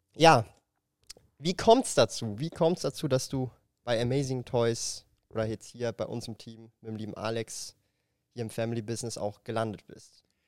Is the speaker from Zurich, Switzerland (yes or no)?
yes; Zurich, Switzerland; ich komme halt aus Zürich